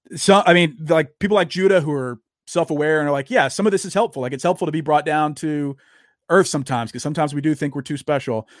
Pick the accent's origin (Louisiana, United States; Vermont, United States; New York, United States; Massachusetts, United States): Louisiana, United States; now in Texas, United States; I grew up in the South. I grew up in Louisiana and live in Texas now